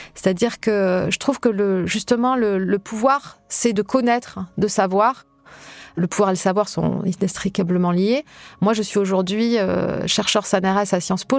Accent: Hautes-Pyrénées, Occitania, France; moved away; je suis des, des Hautes-Pyrénées, dans un petit village euh, de pré-montagne

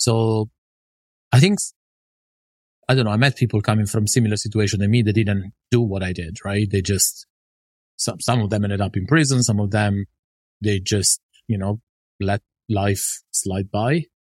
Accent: northern Italy, Italy; moved away; I was raised in Italy

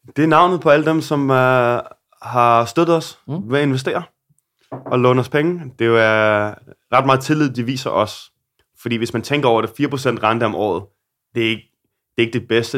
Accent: Denmark; now in Copenhagen, Denmark; der hvor jeg voksede op i Solo

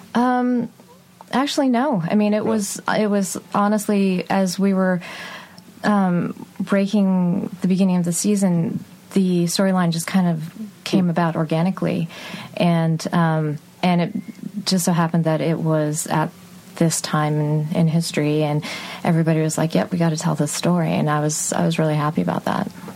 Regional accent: Texas, United States; I grew up in Texas

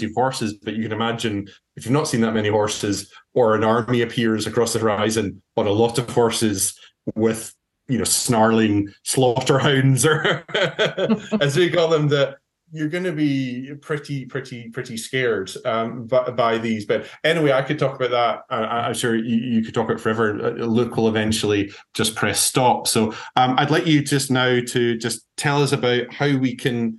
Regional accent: Scotland, United Kingdom; as a Scot

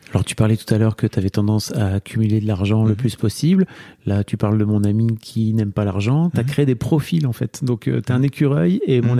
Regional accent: the North, Hauts-de-France, France; je viens de là, moi. Hein, tu vois, je viens du Nord

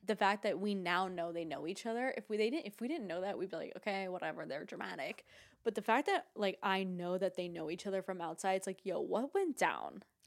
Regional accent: Boca Raton, Florida, United States; we're just from Boca

